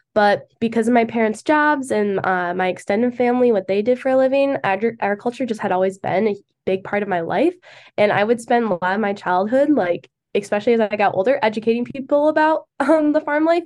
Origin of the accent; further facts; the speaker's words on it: Kentwood, Michigan, United States; I'm from Kettman, Michigan, which is about ten, fifteen minutes from Grand Rapids.